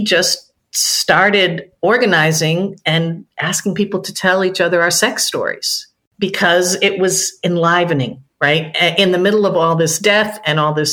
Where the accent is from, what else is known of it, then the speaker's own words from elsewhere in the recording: outside of Boston, Massachusetts, United States; now in Washington, D.C., United States; I grew up outside of Boston in the 70s in a pretty much a first-generation Irish-American enclave.